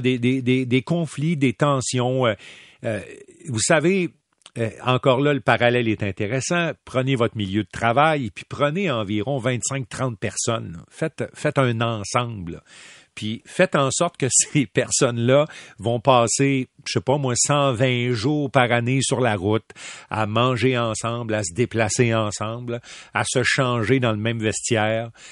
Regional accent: Quebec City, Quebec, Canada; j'ai grandi à Québec

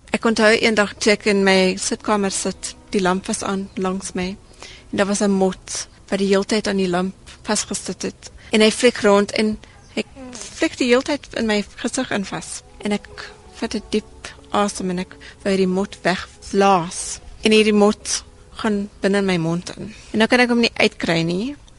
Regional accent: South Africa; as Suid-Afrikaners is ons uniek

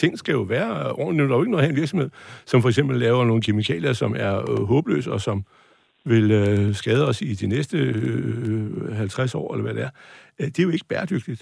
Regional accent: North Jutland, North Denmark Region, Denmark; Jeg er nordjyde

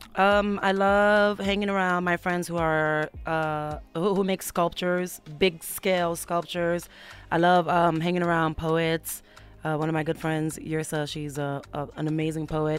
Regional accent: United States; also born or lived in Mauritania / Senegal; I moved to America when I was seven years old

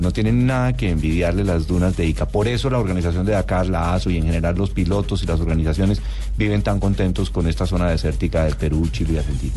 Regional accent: Colombia; nosotros como colombianos

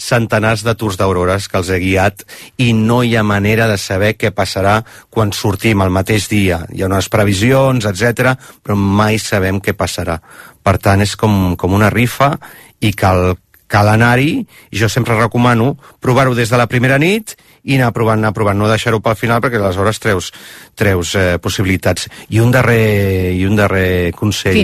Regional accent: Barcelona, Catalonia, Spain; born or raised there; moved away as an adult; now in Iceland

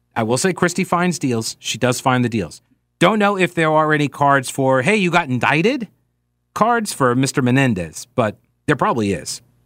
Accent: United States; I am an American

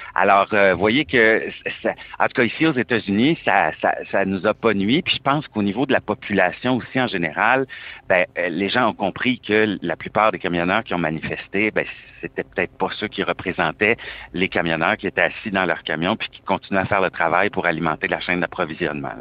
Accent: Quebec, Canada; j'ai une plaque du Québec, que je suis canadien

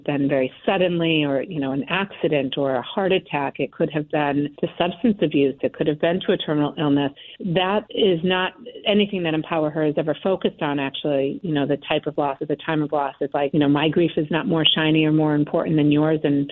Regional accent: Connecticut, United States; moved away; also born or lived in Boston; I grew up in Connecticut with a lot of support

